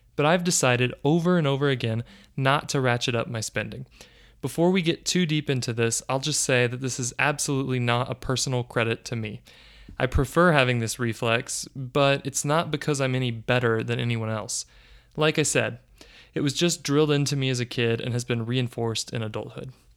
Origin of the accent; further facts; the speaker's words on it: United States; I'm an American